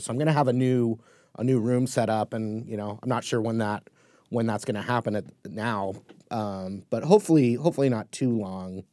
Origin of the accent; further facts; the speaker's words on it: Newport Beach, California, United States; where I grew up in Newport Beach, California